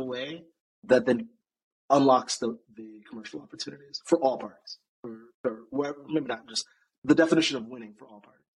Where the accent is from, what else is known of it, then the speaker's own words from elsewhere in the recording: United States; I'm obviously American